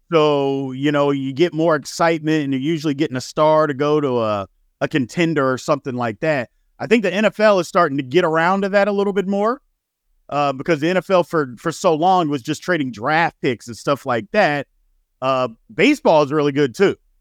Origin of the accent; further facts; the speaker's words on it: Louisville, Kentucky, United States; now in Texas, United States; I grew up in Louisville